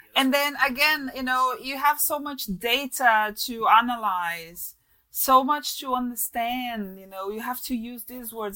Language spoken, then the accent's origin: English; Brazil; accent: Brazilian; English is a second language; moved away; also born or lived in London; weird accent from Brazil in a mix of stuff